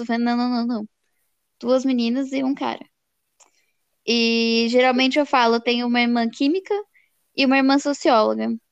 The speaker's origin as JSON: {"language": "Portuguese", "region": "São Paulo", "country": "Brazil", "said": "a gente é de São Paulo"}